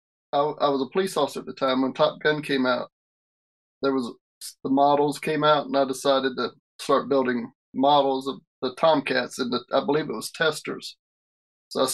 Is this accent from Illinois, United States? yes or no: no; South Carolina, United States; now in St. Charles, Missouri, United States; I live in St. Charles, Missouri. I'm originally from South Carolina